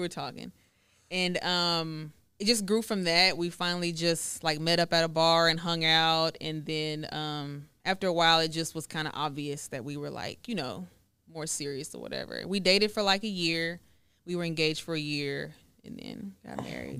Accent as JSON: {"language": "English", "town": "Woodway", "region": "Texas", "country": "United States", "tie": "born or raised there", "also_born_or_lived": "Dallas, Texas / Hewitt, Texas / Waco, Texas", "said": "I grew up in Woodway"}